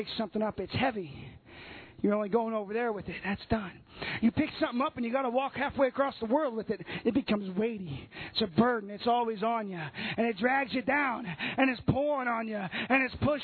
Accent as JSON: {"language": "English", "region": "Southern Illinois", "country": "United States", "said": "I'm from Southern Illinois."}